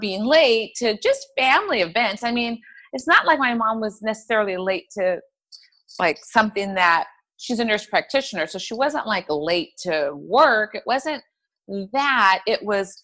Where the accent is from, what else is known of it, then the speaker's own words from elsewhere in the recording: Inland Empire, Southern California, United States; I am from Southern California, from a little town or area of Southern California called the Inland Empire